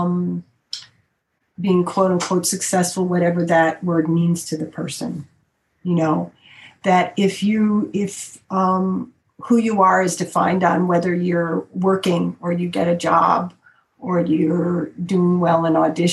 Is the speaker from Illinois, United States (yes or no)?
yes; Chicago, Illinois, United States; I come from Chicago, which has got a lot of the blues